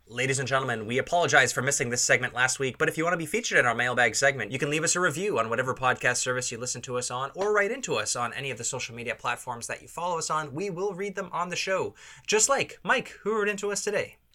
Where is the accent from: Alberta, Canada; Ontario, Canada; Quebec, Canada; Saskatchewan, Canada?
Ontario, Canada; Toronto; we're from Toronto